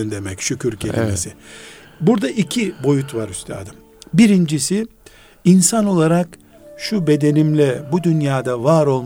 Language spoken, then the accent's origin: Turkish; Black Sea Region, Turkey; Bizim Karadeniz yöresinde e, istersen 60 yaşında ol. Çocuğun olduğunda isim veremiyorsun.